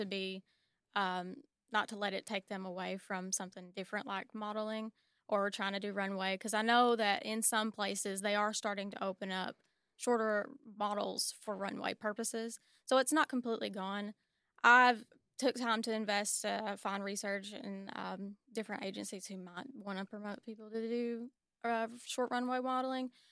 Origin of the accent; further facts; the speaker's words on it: Warren County, Tennessee, United States; I'm from Warren County